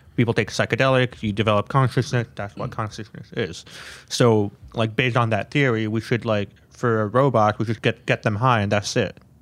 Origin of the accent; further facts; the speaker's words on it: Canada; I grew up in Canada